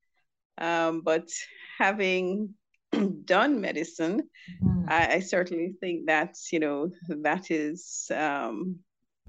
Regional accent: Jamaica; also born or lived in Westmoreland, Jamaica; My earlier years were spent on the western side of the island in Trelawney, between Trelawney and Westmorland

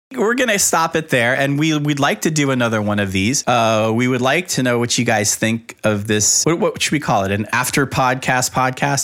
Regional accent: Miami, Florida, United States; born or raised there

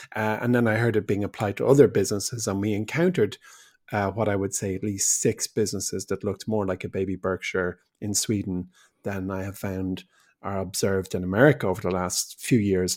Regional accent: Ireland; we're an English-speaking nation, where most people go to university

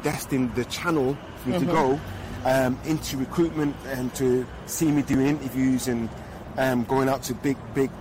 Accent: Manchester, North West England, United Kingdom; I have 6 sisters and 3 brothers, and we grew up in Manchester

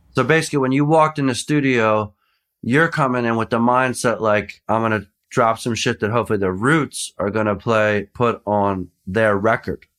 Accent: Philadelphia, Pennsylvania, United States; also born or lived in Boston; I'm from Philly.

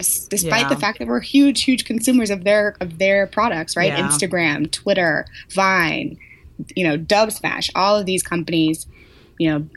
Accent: St. Louis, Missouri, United States; moved away as an adult; now in San Francisco, United States; I'm from St. Louis, born and raised, went to undergrad there at WashU

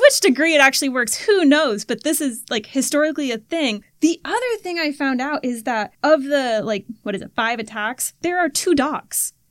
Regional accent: Florida, United States; growing up in Florida, oh you had these freshwater environments

